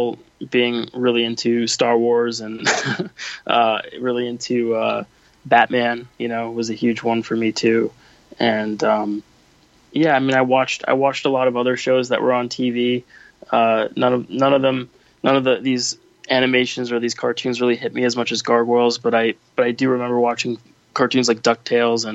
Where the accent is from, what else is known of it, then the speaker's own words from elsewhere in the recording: New York City, New York, United States; I was born and raised in New York City, and so I was here on 9/11